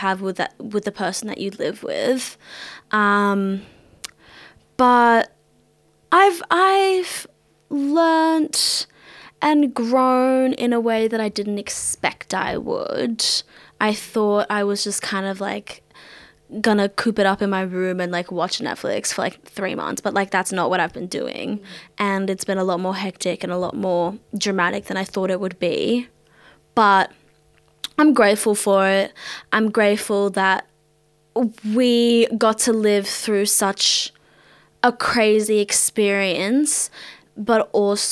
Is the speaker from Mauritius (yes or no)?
yes; Mauritius; now in Australia; I'm Mauritian